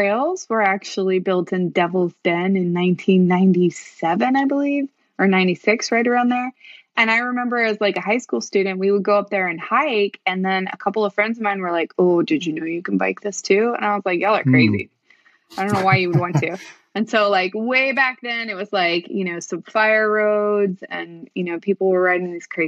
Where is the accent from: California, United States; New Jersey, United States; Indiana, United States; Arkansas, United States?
Arkansas, United States; west of Fayetteville, Northwest; also born or lived in Texas; We moved from Texas when I was four to a little bitty town just west of Fayetteville. It's like the one town west of Fayetteville. And I grew up on a farm out there.